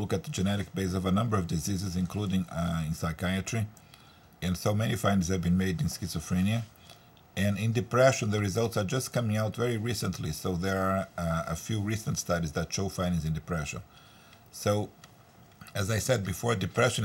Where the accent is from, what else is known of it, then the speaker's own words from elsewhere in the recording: Brazil; moved away; I'm originally from Brazil